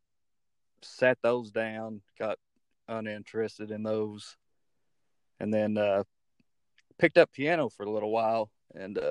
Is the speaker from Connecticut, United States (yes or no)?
no; Lexington, Kentucky, United States; also born or lived in Morehead, Kentucky / Alabama; now in Berea, United States; dad got a job at Lexmark when I was like four. So I was raised up in Lexington until my late teens.